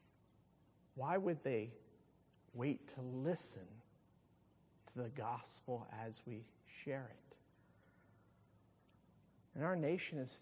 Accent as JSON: {"language": "English", "town": "Pleasantville", "region": "New Jersey", "country": "United States", "tie": "born or raised there", "said": "I grew up in Pleasantville, and I can remember as a teenager in the mid-70s"}